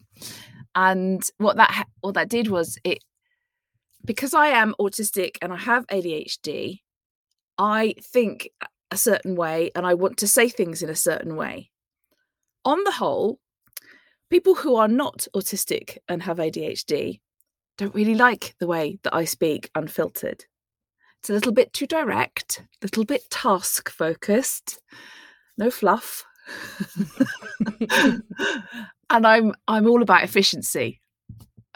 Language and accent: English; Plymouth, South West England, United Kingdom; I was born in 1973 in Plymouth.